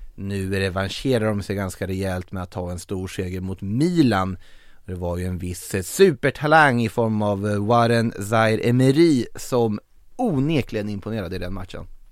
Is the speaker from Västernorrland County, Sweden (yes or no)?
no; Norrköping, Östergötland, Sweden; born or raised there